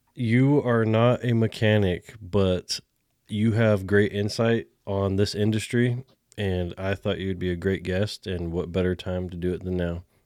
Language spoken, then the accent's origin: English; California, United States; now in Texas, United States; a Californian coming to Texas